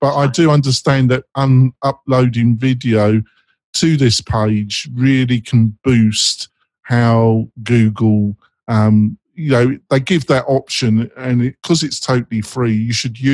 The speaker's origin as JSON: {"language": "English", "region": "England", "country": "United Kingdom", "moved": "yes", "lives_now": "United States", "said": "obviously I'm English, but I live in America"}